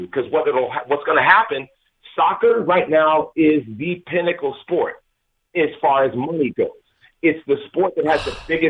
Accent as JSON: {"language": "English", "town": "Atlanta", "region": "Georgia", "country": "United States", "said": "I'm from Atlanta, right?"}